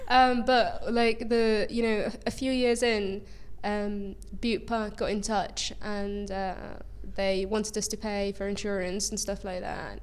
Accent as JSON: {"language": "English", "country": "Egypt", "moved": "yes", "said": "an LGBT plus rights activist and refugee from Egypt"}